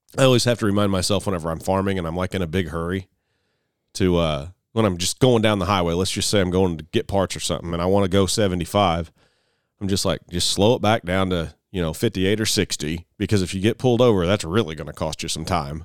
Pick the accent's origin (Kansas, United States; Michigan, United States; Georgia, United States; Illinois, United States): Illinois, United States; Mount Carmel; my hometown of Mount Carmel, Illinois